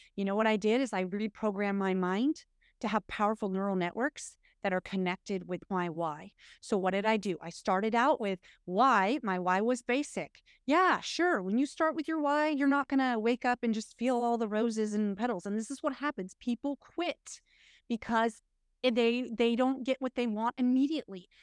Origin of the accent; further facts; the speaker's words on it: United States; We're, we're American women